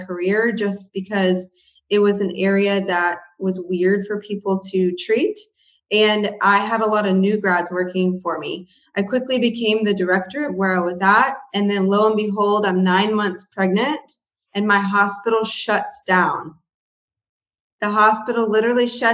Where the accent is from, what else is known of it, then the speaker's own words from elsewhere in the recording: Houston, Texas, United States; moved away as an adult; also born or lived in College Station, Texas; now in northwest of Dallas-Fort Worth, United States; I am originally from Houston, Texas, or near Houston